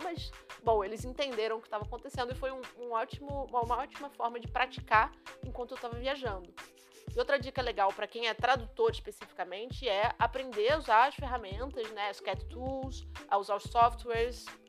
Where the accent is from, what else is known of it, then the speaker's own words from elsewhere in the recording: Brazil; Estamos aqui em Portugal, somos brasileiros.